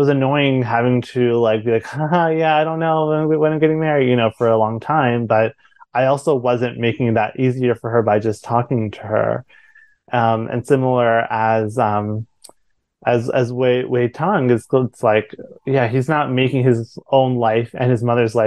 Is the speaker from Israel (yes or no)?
no; India; I'm not Taiwanese, I'm Indian